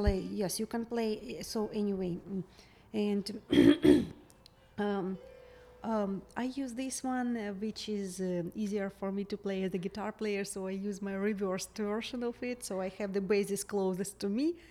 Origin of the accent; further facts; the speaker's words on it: Kharkiv, Kharkiv Oblast, Ukraine; English is a second language; moved away as an adult; now in Charleston, United States; my hometown mm-hmm. in Kharkiv